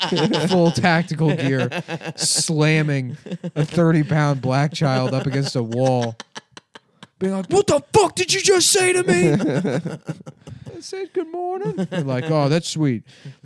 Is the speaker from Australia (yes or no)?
yes; Australia; accent: Australian; the authenticity of me being a British police officer just because I have an Australian accent, which I know that I have.